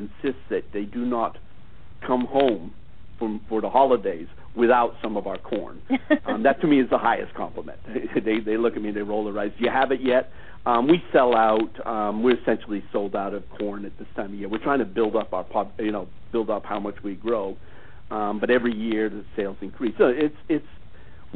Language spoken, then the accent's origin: English; United States; as an American